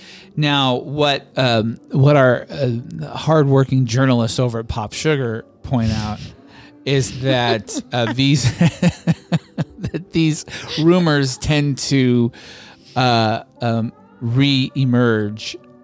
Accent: Georgia, United States; from Georgia.

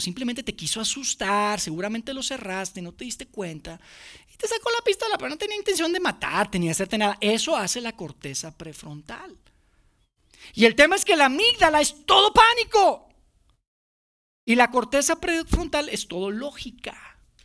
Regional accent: Monterrey, Nuevo León, Mexico; now in Mexico City, Mexico; Mi familia y yo somos de Monterrey, somos los únicos que vivimos fuera

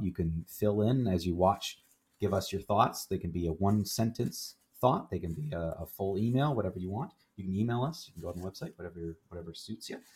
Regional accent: Canada; also born or lived in Kingston, Ontario; we're in Kingston and we're Canadian

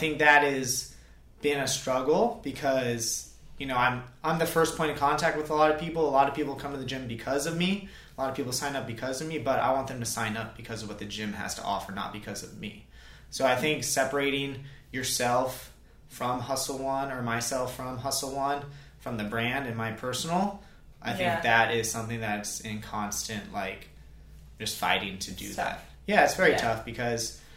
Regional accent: Ventura, California, United States; moved away as an adult; now in Charleston, United States; I'm from Ventura, California

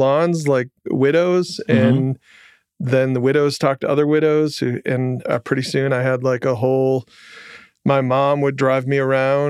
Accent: Jackson, Michigan, United States; I grew up in Michigan, in okay. Jackson, which is a town very few people know.

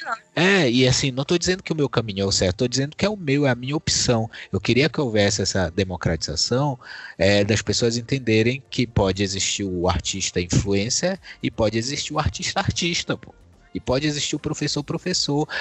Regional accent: Brazil; quem nós somos como brasileiros

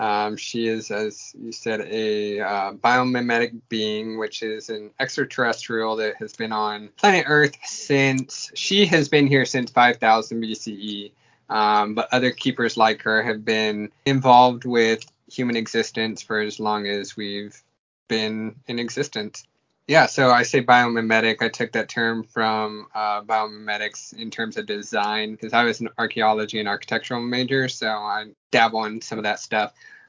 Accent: California, United States; born there; but I was born in March Air Force Base over in near Riverside.

